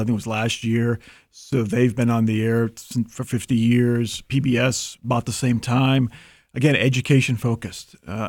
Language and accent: English; Massachusetts, United States; accent: Boston; I am a native of Massachusetts. I have done a pretty good job of masking my old Boston accent.